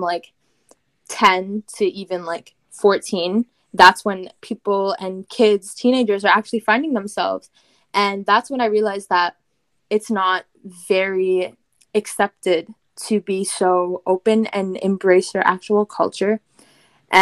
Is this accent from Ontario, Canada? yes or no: yes; Windsor, Ontario, Canada; I am Canadian. I did grow up in Canada, but my roots originate from Punjab